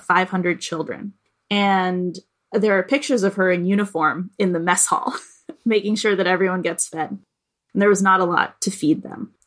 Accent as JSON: {"language": "English", "town": "Boston", "region": "Massachusetts", "country": "United States", "tie": "born or raised there", "said": "being here in Boston, in my hometown"}